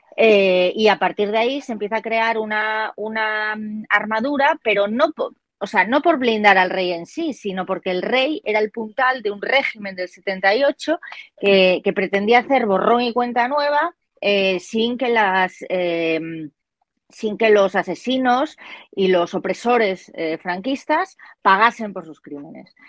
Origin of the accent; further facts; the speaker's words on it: Galicia, Spain; mi tierra, Galicia